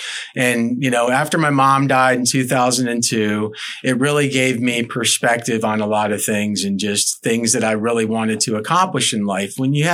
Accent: Tarpon Springs, Florida, United States; also born or lived in Detroit, Michigan / Miami, Florida; I grew up in Tarpon. I've been here since 78, transplant from Detroit.

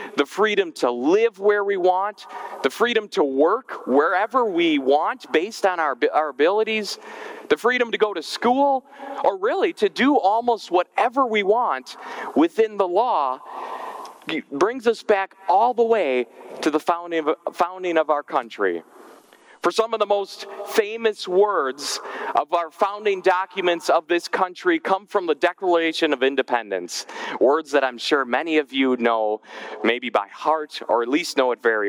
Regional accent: Germantown, Wisconsin, United States; my home church growing up in Germantown, Wisconsin

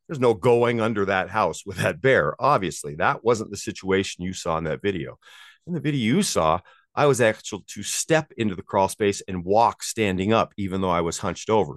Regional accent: Maui, Hawaii, United States; moved away as an adult; now in South Lake Tahoe, United States; I grew up on Maui and I moved as a surf bum and I moved here to be a ski bum when I was 22 years 22 years old.

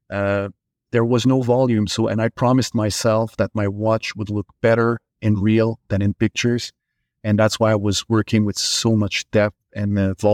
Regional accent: Montreal, Quebec, Canada; English is a second language; you know, I came from Montreal

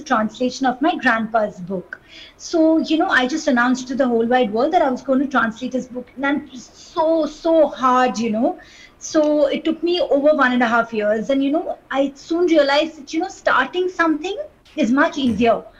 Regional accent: Kolkata, West Bengal, India; I grew up in Kolkata

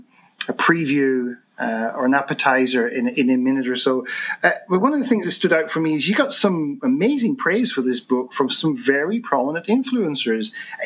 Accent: Ireland; as an Irish person

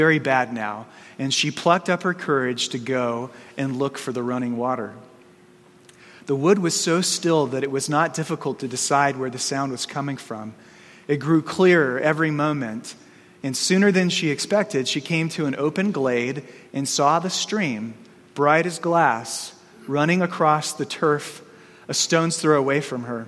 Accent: Arizona, United States; growing up in Arizona

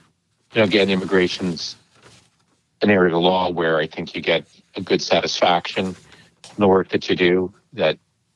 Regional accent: Toronto, Ontario, Canada; Born and bred in Toronto. So this is where I've lived my whole life

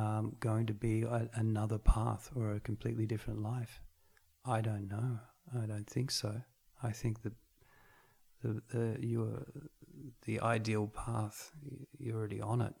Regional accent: Australia; I grew up in Australia eating meat pies and and Boston buns and coffee

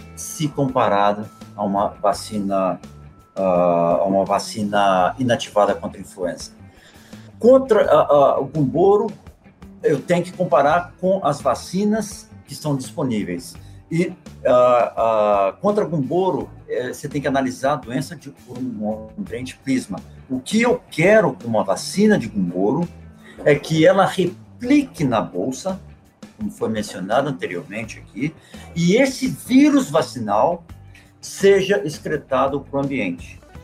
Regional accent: Minas Gerais, Brazil; moved away as an adult; Eu, apesar de não morar no Brasil há 17 anos, eu ainda sou brasileiro, ainda sou mineiro, ainda falo uai

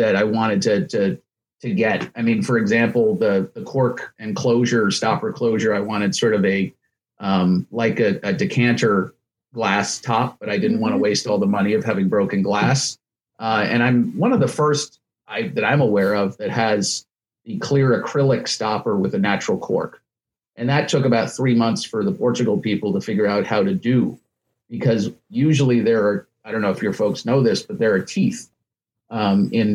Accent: New York City, New York, United States; I'm from Manhattan. I'm born and raised in Manhattan

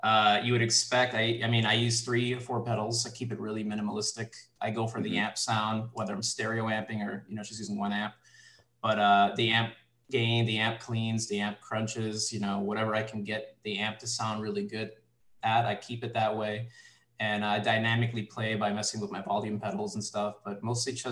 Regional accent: New York City, New York, United States; So I grew up in the Bronx, New York, and I grew up listening to like a lot of hip hop. I'm Puerto Rican.

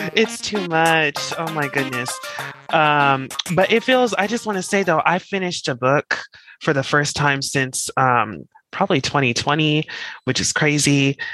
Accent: Colorado, United States; moved away; I'm from Colorado. I'm just you know where it actually starts snowing in October

